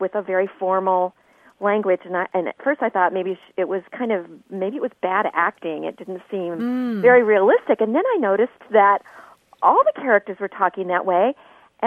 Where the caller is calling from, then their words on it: Vista, California, United States; I'm calling you from Vista, California, which is in North County, San Diego